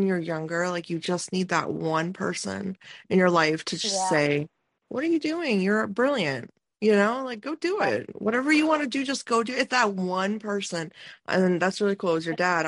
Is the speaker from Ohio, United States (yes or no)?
yes; Ohio, United States; Growing up in Ohio